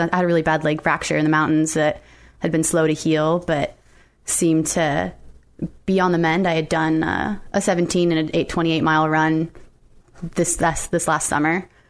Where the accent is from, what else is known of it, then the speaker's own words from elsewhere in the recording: Las Vegas, Nevada, United States; moved away as an adult; Born and raised.